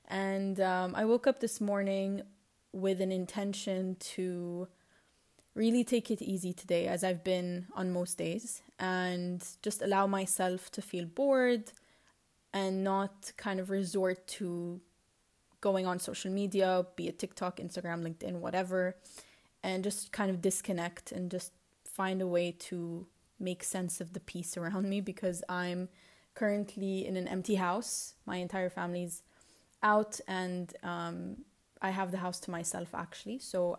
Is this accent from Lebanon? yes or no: yes; Lebanon; accent: Lebanese; English is a second language; It's just, it's either in a Lebanese accent or my attempt to be, to adop